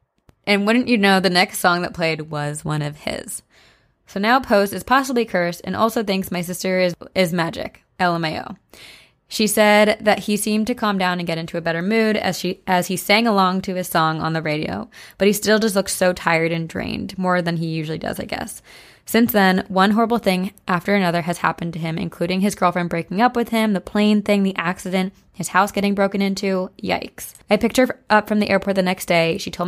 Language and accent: English; Pennsylvania, United States; moved away; I'm going home to Pennsylvania in a few weeks.